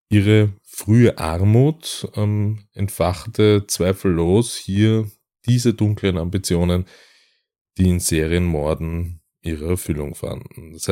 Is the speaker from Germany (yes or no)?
no; Austria; wollen wir äh, euch einige Fälle aus Österreich vorstellen, ähm, aus meiner Heimat